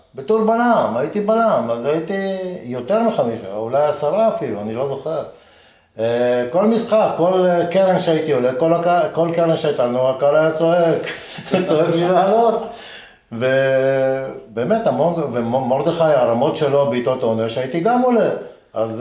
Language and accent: Hebrew; Haifa, Haifa District, Israel; also born or lived in Jerusalem; אני גדלתי בחיפה